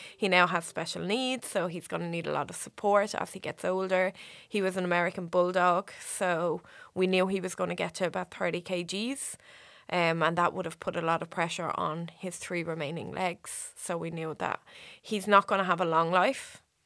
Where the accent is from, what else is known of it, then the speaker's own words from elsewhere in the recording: Waterford, Munster, Ireland; moved away as an adult; now in Australia; I'm from Waterford, Waterford City